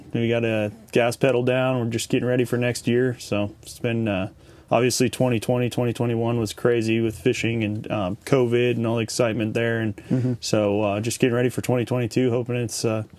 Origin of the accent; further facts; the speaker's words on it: Orange County, California, United States; also born or lived in Los Angeles, California; now in Bakersfield, United States; So I was born in Southern California, in Los Angeles, grew up in Orange County, just fished all my life for as long as I can remember.